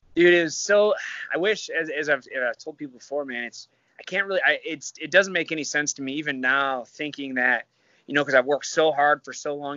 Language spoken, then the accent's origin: English; Michigan, United States; moved away; I'm from Michigan